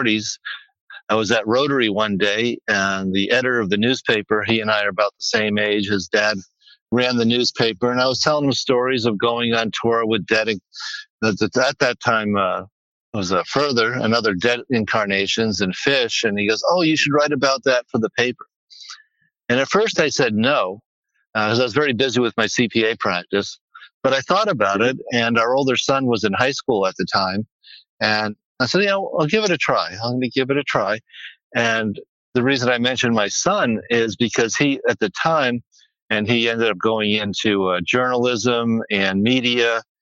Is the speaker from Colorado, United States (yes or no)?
yes; Longmont, Colorado, United States; from Longmont, Colorado